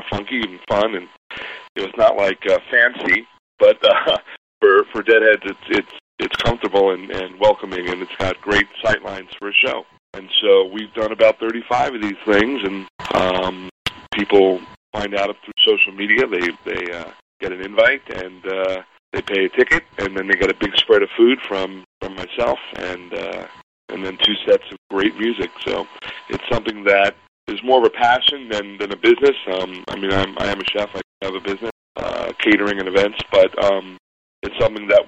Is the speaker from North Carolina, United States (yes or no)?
no; New York, United States; moved away; I grew up in New York